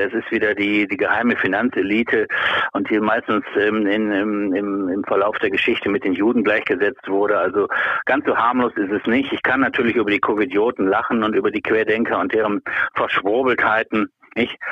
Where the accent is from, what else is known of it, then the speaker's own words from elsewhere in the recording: Rhineland, Germany; ich sehe mich als, als Rheinländer